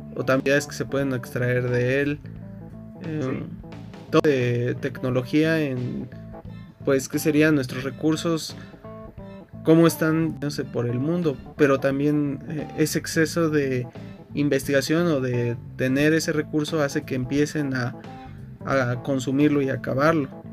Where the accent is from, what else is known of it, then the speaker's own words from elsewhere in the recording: Mexico; haber nacido y crecido en México